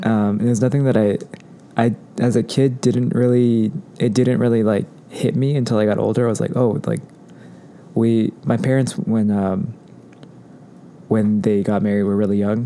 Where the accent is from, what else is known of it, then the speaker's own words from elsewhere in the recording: Anaheim, California, United States; also born or lived in Fullerton, California; growing up in Orange County